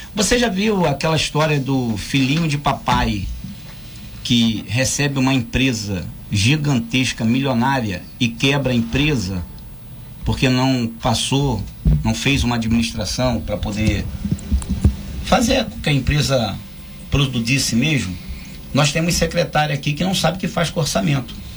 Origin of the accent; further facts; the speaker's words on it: Rio de Janeiro, Brazil; now in Angra dos Reis, Brazil; Eu sou do Rio de Janeiro, vim morar em Angra em 84